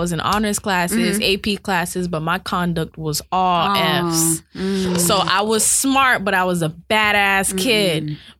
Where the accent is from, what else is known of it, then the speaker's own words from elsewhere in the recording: Miami, Florida, United States; I went to a lot of different schools, but they were all in Miami.